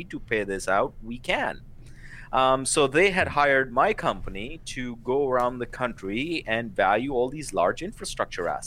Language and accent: English; India; now in United States; being a 17 year old boy, growing up in India, I would look at the stars and you know dream about uh, coming to America